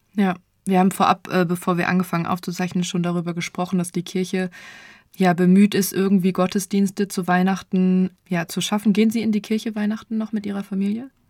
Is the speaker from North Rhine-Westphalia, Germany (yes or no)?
no; Nienburg, Lower Saxony, Germany; also born or lived in Göttingen; gebürtig komme ich tatsächlich aus Nienburg